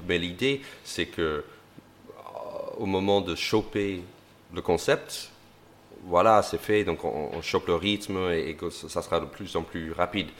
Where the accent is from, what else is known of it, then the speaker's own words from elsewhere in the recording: United States; French is a second language; moved away as an adult; now in France; être un Américain, euh, un Américain qui débarque en France